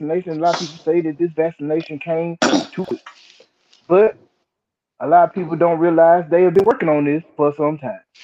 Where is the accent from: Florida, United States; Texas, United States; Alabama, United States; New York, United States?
Alabama, United States; Mobile; I'm from Mobile, Alabama